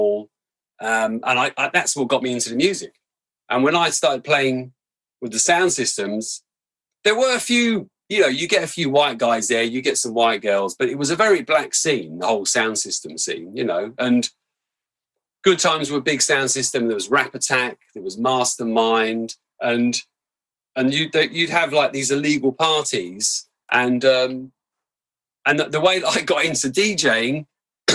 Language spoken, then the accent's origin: English; London, United Kingdom; where I grew up in Camberwell